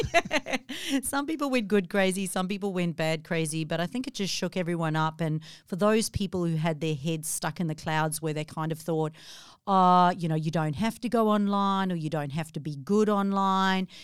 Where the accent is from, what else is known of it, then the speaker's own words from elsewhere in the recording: South Africa; moved away as an adult; now in Australia; 14 years ago, I moved from South Africa